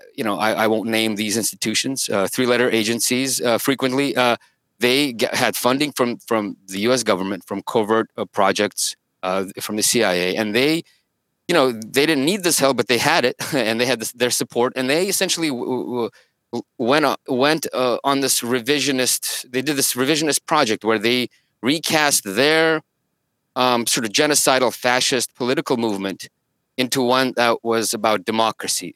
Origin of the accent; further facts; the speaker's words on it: Saint Petersburg, Russia; moved away; I was born in the Soviet Union uh, in Leningrad